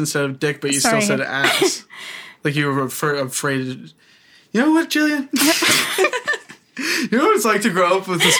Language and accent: English; Woodstock, Ontario, Canada; now in Toronto, Canada; I'm from Woodstock, Ontario, the dairy capital of Ontario, Canada. Mm. Also the OxyContin capital of Ontario, Canada. Mm. I'm 21 years old. I'm so happy. I live in Toronto